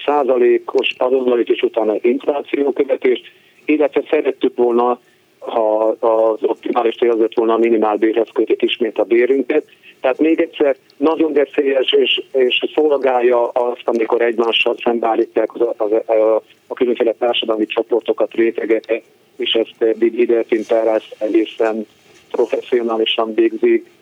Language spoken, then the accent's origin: Hungarian; Miskolc, Borsod-Abaúj-Zemplén, Hungary; Miskolci is vagyok, tehát még csak harminc kilométerre vagyok negyvenre az otthonomtól